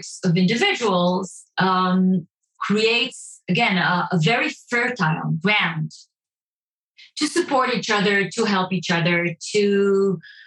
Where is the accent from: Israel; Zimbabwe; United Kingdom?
Israel